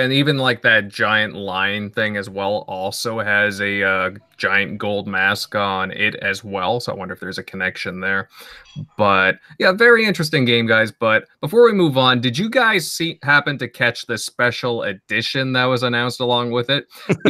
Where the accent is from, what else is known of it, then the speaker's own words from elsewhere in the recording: Canada; accent: Canadian; Maybe it's my Canadian accent.